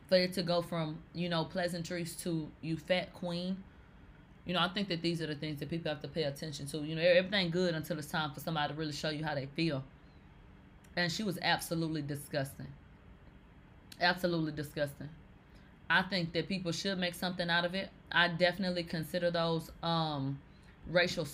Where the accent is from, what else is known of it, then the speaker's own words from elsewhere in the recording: the South, United States; I'm from the South